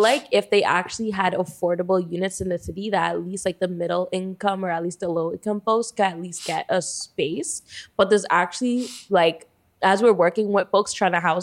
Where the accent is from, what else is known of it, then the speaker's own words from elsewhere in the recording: Toronto, Ontario, Canada; growing up in Toronto. I'm born and raised here